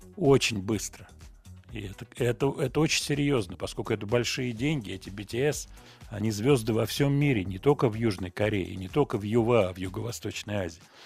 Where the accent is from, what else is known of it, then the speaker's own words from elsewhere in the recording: Moscow, Russia; Я родился в Москве, вот мой адрес Гогольский бульвар. Сейчас я живу в районе метро Павелецкая, примерно вот в этом районе, на набережной. Вот, я москвич.